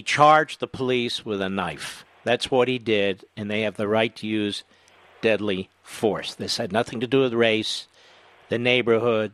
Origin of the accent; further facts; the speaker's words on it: Philadelphia, Pennsylvania, United States; I grew up born in Philadelphia, grew up in and around Philadelphia